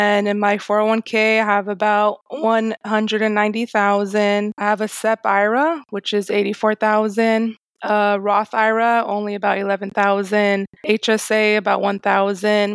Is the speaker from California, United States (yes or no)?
no; Miami, Florida, United States; I'm actually from Miami, Florida. I'm second generation Haitian American